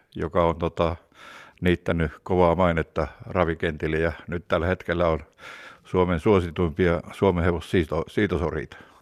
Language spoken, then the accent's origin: Finnish; Kuhmoinen, Central Finland, Finland; meillä Kuhmoisessa